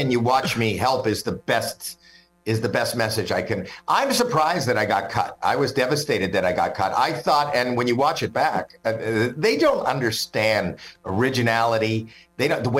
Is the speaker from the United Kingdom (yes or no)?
no; Canada; I'm Canadian